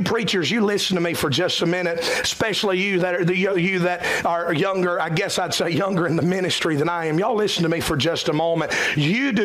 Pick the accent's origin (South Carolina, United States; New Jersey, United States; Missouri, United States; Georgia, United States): South Carolina, United States; Cowpens; in my hometown of Cowpens